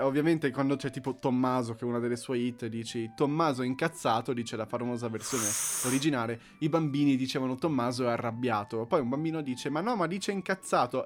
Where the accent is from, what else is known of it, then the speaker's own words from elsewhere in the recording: Monza, Lombardy, Italy; Io sono di Monza